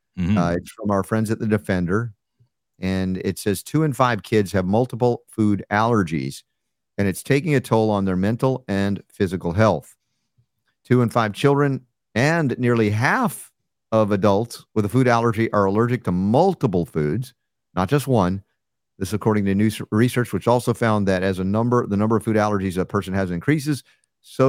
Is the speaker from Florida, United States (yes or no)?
yes; South Florida, United States; also born or lived in New York; we moved from New York to South Florida when I was a kid